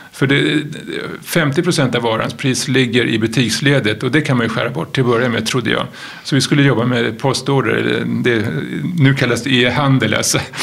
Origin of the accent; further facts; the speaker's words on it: Stockholm, Stockholm County, Sweden; jag är uppväxt i Stockholm